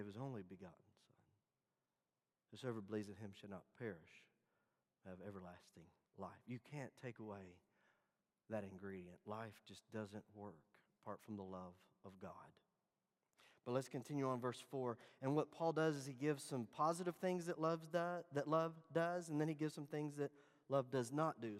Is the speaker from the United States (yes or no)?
yes; Dallas, Texas, United States; Growing up in Dallas